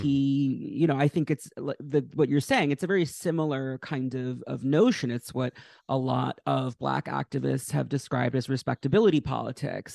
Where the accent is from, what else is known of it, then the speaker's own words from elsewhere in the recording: Westchester, New York, United States; grew up in Westchester, New York